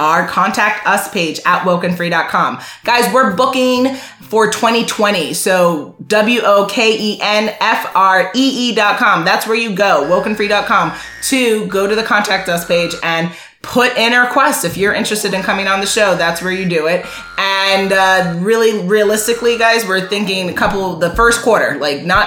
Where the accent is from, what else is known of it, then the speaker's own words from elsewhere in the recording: Jamaica; I'm Jamaican